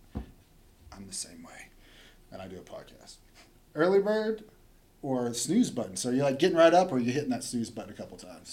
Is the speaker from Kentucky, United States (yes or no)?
no; Chelsea, Oklahoma, United States; growing up in Chelsea